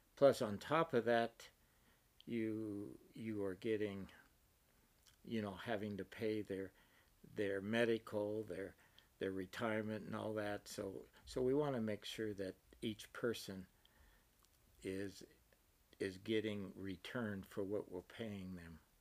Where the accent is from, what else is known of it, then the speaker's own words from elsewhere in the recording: Eastern Oregon, United States; moved away as an adult; also born or lived in Utah / Alberta, Canada; now in Socorro, United States; I grew up in Eastern Oregon on a dairy, small dairy farm